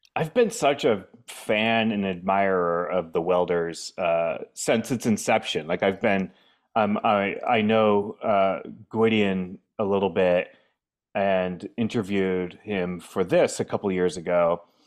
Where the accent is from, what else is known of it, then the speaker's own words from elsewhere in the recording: New Hampshire, United States; moved away; also born or lived in Boston / Arlington, Virginia / Washington, D.C.; I grew up in New Hampshire